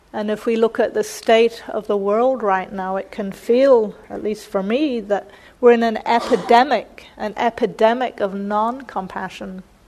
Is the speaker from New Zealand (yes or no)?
yes; New Zealand; moved away; I grew up mostly in New Zealand